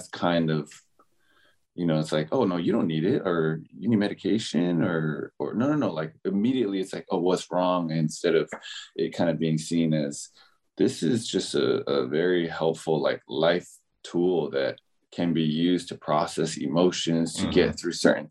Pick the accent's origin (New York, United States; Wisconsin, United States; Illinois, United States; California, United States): California, United States; Palo Alto; I was born and raised in California.